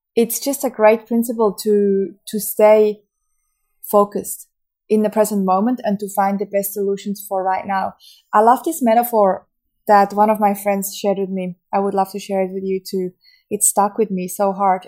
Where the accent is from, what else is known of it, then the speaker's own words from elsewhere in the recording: Switzerland; from Switzerland, my home country